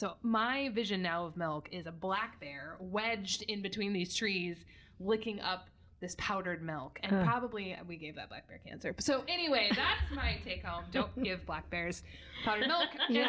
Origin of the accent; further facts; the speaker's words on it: Alaska, United States; growing up in Alaska, powdered milk was like a thing.